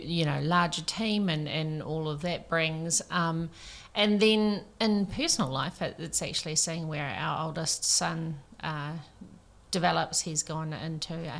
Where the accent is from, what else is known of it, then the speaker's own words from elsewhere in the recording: Mahia Peninsula, East Coast, Hawke's Bay, New Zealand; now in Tauranga, New Zealand; I grew up on the East Coast, Mahia Peninsula